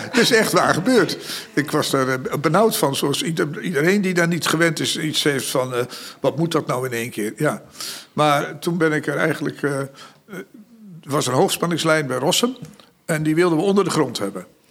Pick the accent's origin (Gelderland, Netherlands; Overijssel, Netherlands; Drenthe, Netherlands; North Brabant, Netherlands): Overijssel, Netherlands; Zalk; also born or lived in Aarlanderveen, South Holland; ik ben natuurlijk eh, opgegroeid in Zalk. En ik was zeven jaar toen ik daar kwam. En eh, ik kwam uit Aarlanderveen, Zuid-Holland.